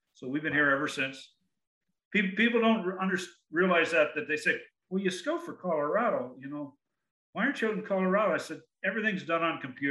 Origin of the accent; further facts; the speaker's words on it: Barrie, Ontario, Canada; I grew up in Barrie, Ontario, which is about 50, maybe 60 miles due north of Toronto